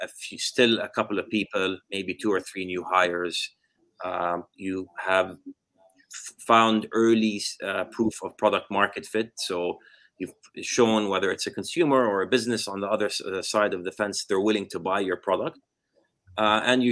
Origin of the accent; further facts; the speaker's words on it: Jordan; moved away as an adult; also born or lived in United States; born and raised in Jordan lived there until I went to college in the U.S., did computer science